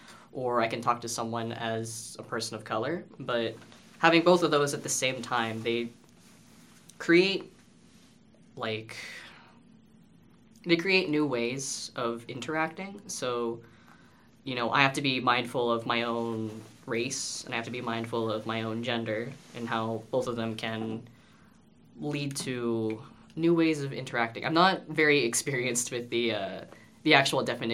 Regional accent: Canada; first language English; growing up, I was born here in Canada, and my parents figured it was better for me to learn English rather than to learn Filipino

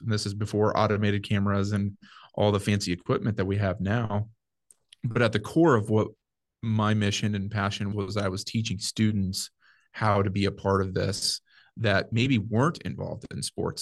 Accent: Nebraska, United States; Ended up moving back to my hometown

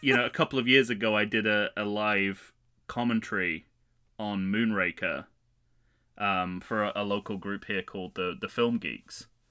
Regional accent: United Kingdom; also born or lived in Manchester; being a British person on vacation in New York in the summer

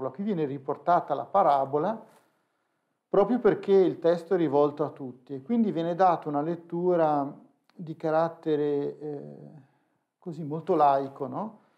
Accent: Genoa, Liguria, Italy; essendo genovese d'origine eh, tante volte ci siamo ritrovati a spalare a Genova

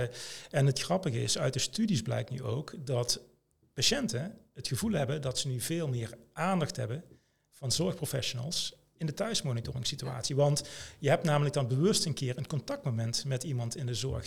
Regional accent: Limburg, Netherlands; Ik kom uit Limburg, getrouwd, twee kinderen

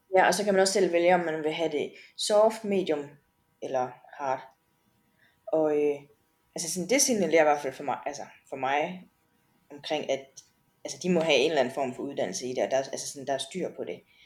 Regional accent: Denmark; derhjemme i Danmark

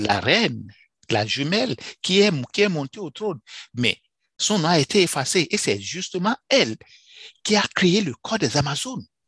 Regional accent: Benin; moved away; J'ai commencé l'école dans les années 70, dans mon pays d'origine, le Bénin, dans un petit village

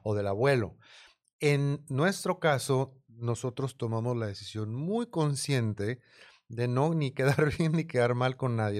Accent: Mexico; me criaron en México, mi escuela, escuela pública

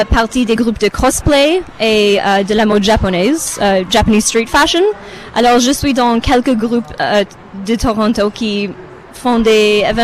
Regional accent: Romania; French is a second language; now in Canada; Je suis euh, du Roumanie d'origine, mais j'habite au Canada depuis 25, ah, 26, ans peut-être.

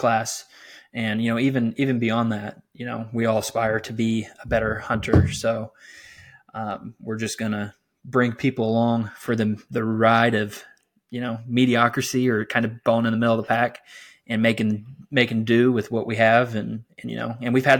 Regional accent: South Central Illinois, United States; I'm from South Central Illinois

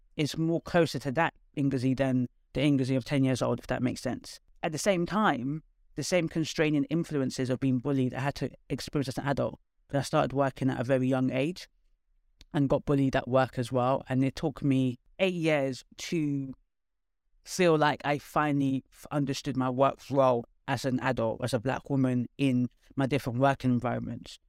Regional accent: London, United Kingdom; I was one of the only few people from North London

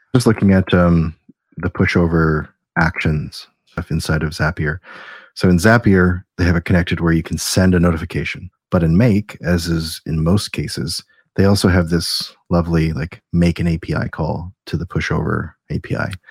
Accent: Canada; we're Canadian

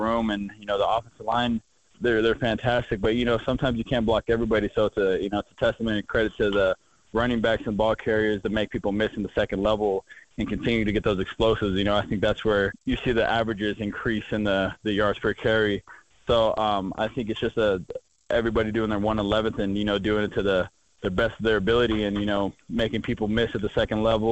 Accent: Fresno, California, United States; moved away as an adult; now in Bozeman, United States; my home state

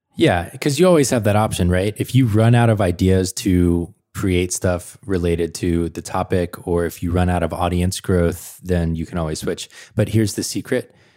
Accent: Atlanta, Georgia, United States; moved away; I'm from Atlanta originally

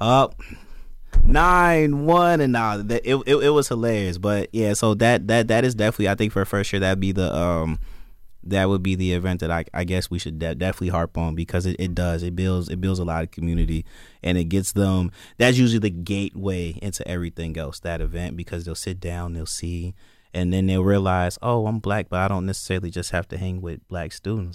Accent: Joliet, Illinois, United States; moved away as an adult; also born or lived in Indiana; now in Michigan, United States; I'm from Joliet, Illinois

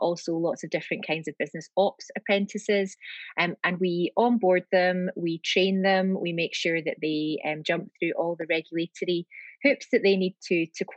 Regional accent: Glasgow, Scotland, United Kingdom; accent: Scottish; moved away; it's a Scottish accent. So I'm from Glasgow, and I'm back in Glasgow now.

